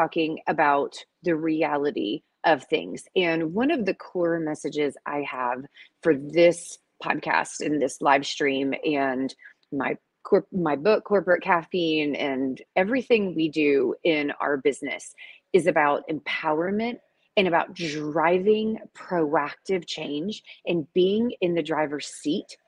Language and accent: English; Atlanta, Georgia, United States; moved away; I am in the ATL, the Dirty South, y'all, for a speaking engagement this week. Super exciting. And this is my hometown, so I'm in my old stomping ground.